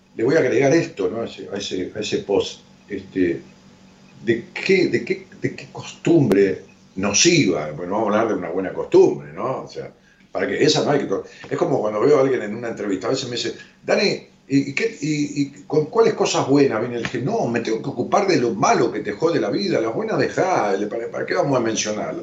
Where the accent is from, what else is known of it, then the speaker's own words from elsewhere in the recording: La Matanza, Buenos Aires Province, Argentina; allá en mi pueblo, en La Matanza